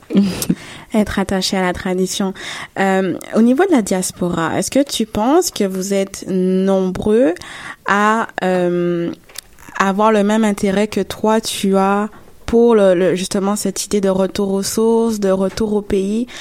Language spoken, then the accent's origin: French; Gabon; now in Canada